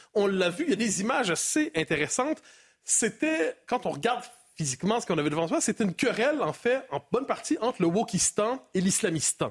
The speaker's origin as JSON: {"language": "French", "country": "Canada"}